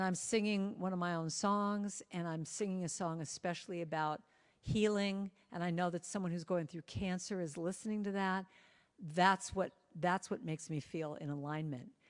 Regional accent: Los Angeles, California, United States; I grew up in Hollywood

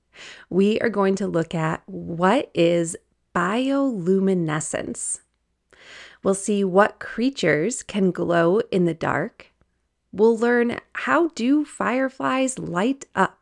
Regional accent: Wisconsin, United States; now in Colorado, United States; I grew up in Wisconsin

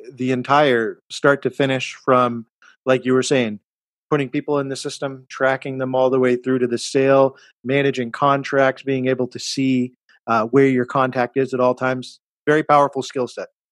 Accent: Cambridge, Massachusetts, United States; When you say Cambridge, we're talking about my hometown, Massachusetts

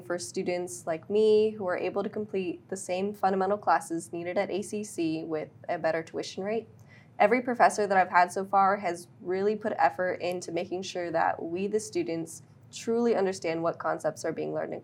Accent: Dallas, Texas, United States; moved away as an adult; now in Austin, United States; I'm originally from Dallas

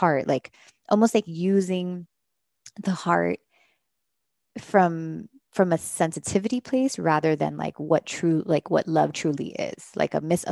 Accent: Miami, Florida, United States; moved away; I'm from Miami, my parents are Caribbean

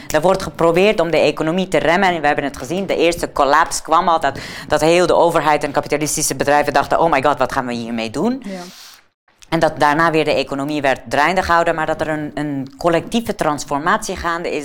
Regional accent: Afghanistan; moved away; ik kom zelf uit Afghanistan

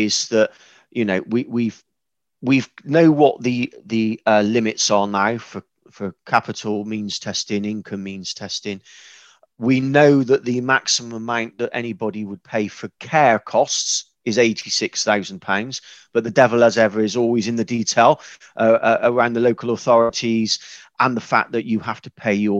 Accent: West Country, South West England, United Kingdom; accent: West Country; fairly simple person from the West Country, as you've probably told by now from my accent

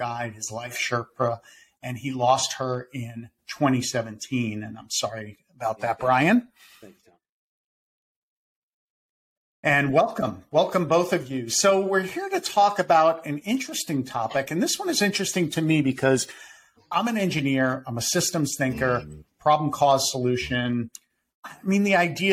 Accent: Winter Park, Florida, United States; my hometown here of Winter Park, Florida

